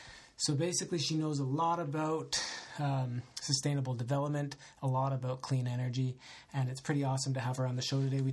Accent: Alberta, Canada; Since we're both from Alberta, we just talk a little bit about the future here

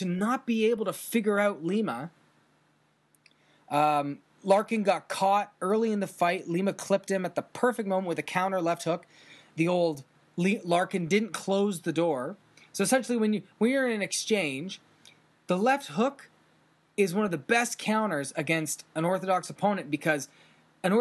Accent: Canada; as a Canadian

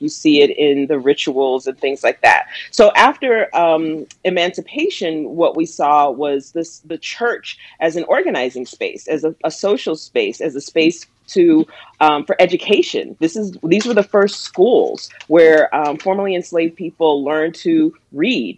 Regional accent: the South, United States; now in Pittsburgh, United States; where and how I grew up in the South

